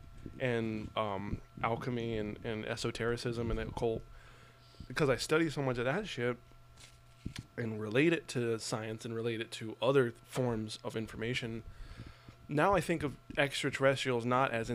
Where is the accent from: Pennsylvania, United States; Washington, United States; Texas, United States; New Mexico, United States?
New Mexico, United States; Albuquerque; moved away; I grew up in Albuquerque